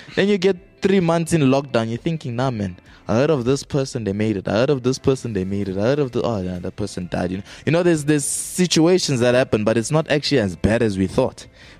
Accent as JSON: {"language": "English", "country": "South Africa", "said": "I'm South African."}